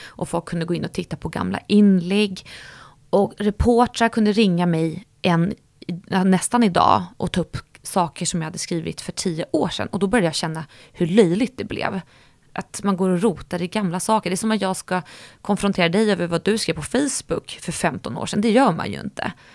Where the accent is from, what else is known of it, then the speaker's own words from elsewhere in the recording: Stockholm, Stockholm County, Sweden; jag växte upp i Sköndal där jag bodde med mamma och pappa